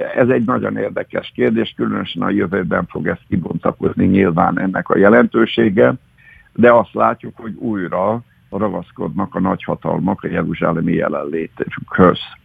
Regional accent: Hungary; mint magyarként én nem vagyok megsértődve

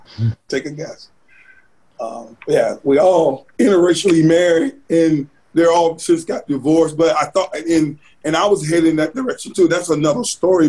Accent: Sardis, Alabama, United States; also born or lived in Selma, Alabama / Grand Rapids, Michigan / Kentucky; now in Birmingham, United States; I grew up in Sardis

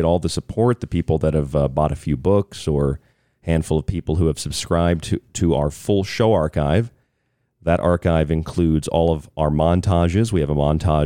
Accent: Tampa, Florida, United States; I grew up in Tampa Bay

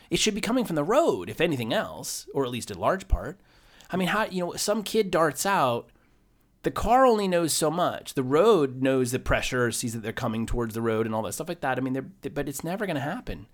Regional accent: Maine, United States; moved away; I grew up in Maine

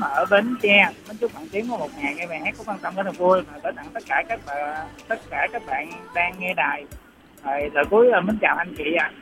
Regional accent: Ho Chi Minh City, Vietnam; moved away; quê gốc em thì ở thành phố Hồ Chí Minh thì em về ba mẹ em ở Sài Gòn á

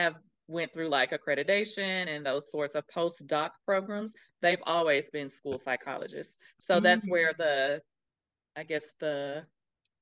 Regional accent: East Texas, United States; now in Houston, United States; I am from East Texas, a small country girl, and living in this city world of Houston.

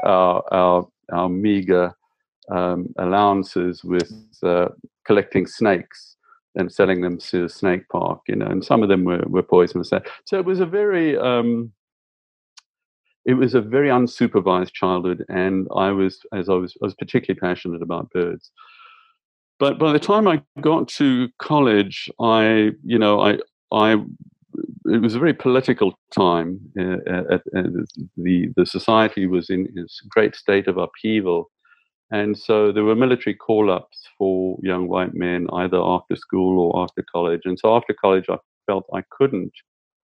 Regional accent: South Africa; I grew up in South Africa

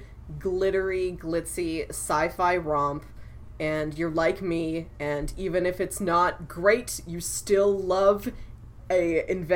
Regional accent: Missouri, United States; an actor from my home state

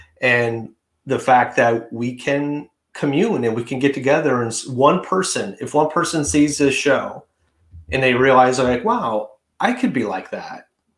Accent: Detroit, Michigan, United States; moved away as an adult; now in New York City, United States; But when I moved to New York City from Detroit, it was very liberal.

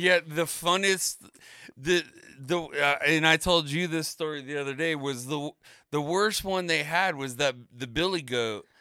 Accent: Florida, United States; moved away; growing up in Florida

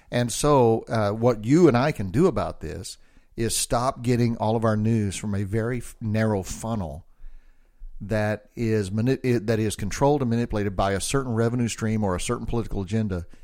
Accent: United States; I'm an American

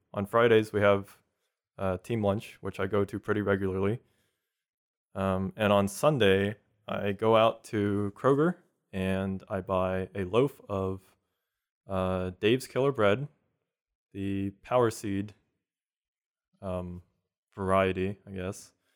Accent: Houston, Texas, United States; also born or lived in South Korea; originally, I'm from South Korea. I moved here when I was three to the Houston area

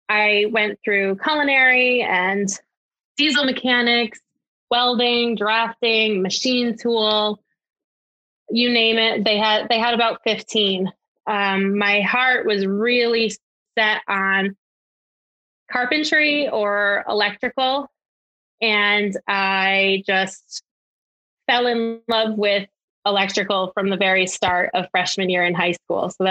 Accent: Connecticut, United States; I am not imported. I'm originally from Connecticut, but I have heard that I don't have that accent because I'm smack right next to Boston and New York and I seem to just have a regular voice.

